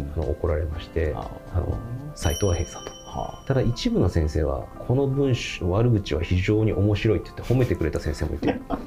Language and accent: Japanese; Hyogo, Japan; also born or lived in Kyoto; もともと生まれ兵庫県なんですけれども、うんうん、兵庫県で生まれてですね